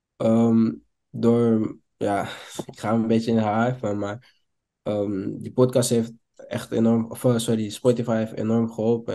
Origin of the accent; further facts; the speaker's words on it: Amsterdam, North Holland, Netherlands; Ik kom uit Amsterdam